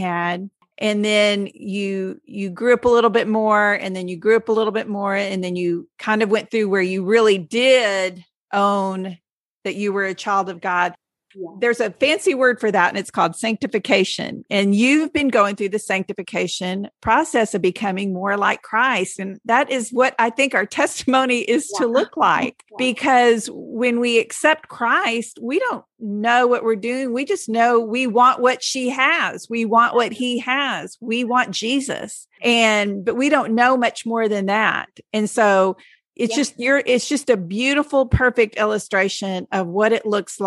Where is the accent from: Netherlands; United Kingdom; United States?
United States; Texas; I'm born and raised Texan, lived here my whole life, never anywhere else